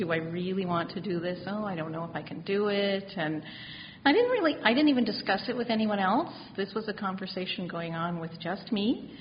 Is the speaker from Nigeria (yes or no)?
no; outside of Halifax, Nova Scotia, Canada; Just outside of Halifax. So it was a great outdoor living kind of lifestyle.